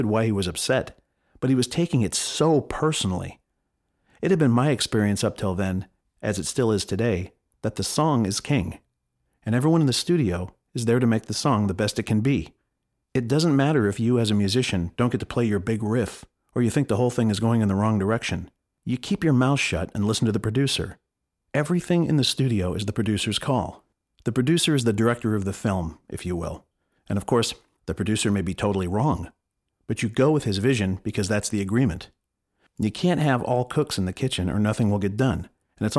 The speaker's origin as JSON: {"language": "English", "town": "Los Angeles", "region": "California", "country": "United States", "tie": "born or raised there", "said": "I grew up in the San Fernando Valley"}